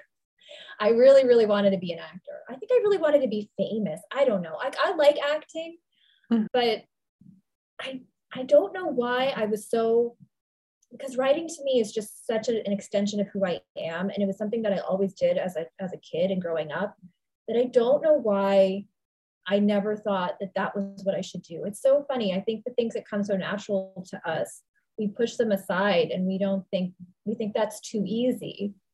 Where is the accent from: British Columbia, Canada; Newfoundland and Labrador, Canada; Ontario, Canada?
Ontario, Canada; Toronto; also born or lived in New York; I'm Canadian. So I really had no other options in New York other than waitressing at that time. So I went back home to Toronto